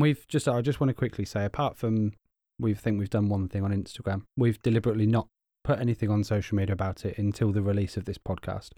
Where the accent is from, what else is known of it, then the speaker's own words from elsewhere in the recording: United Kingdom; we're both British. We've both grown up with her as our queen